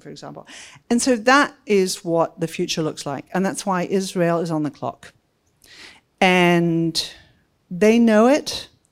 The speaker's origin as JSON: {"language": "English", "country": "Australia", "moved": "as an adult", "lives_now": "Washington, United States", "said": "hopefully you can hear that I come from Australia, but not from Sydney"}